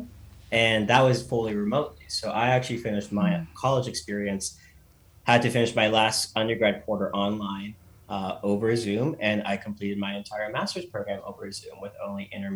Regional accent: Lake Tapps, Washington, United States; moved away as an adult; also born or lived in Burien, Washington; I was born and raised in Burien, Washington, grew up in Lake Taps, Washington.

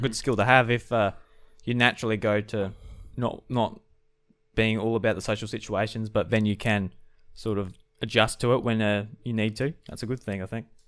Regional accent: South Australia, Australia; I'm a farmer from South Australia

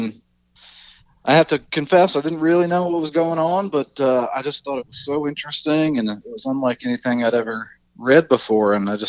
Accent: Chesterfield County, near Richmond, Virginia, United States; Chesterfield County, about 20 minutes south of the river. So Richmond's the closest place that people have ever heard of. So I usually just say I'm from Richmond.

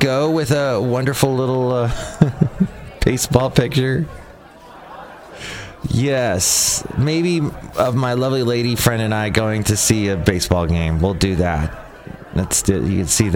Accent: United States

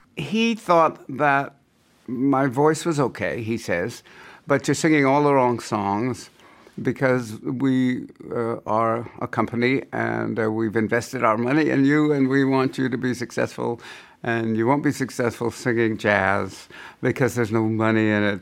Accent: San Francisco, California, United States; I come from San Francisco

